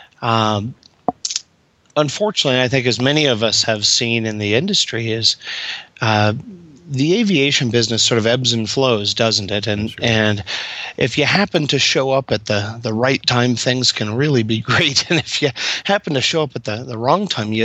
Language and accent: English; Kansas, United States; I grew up in Kansas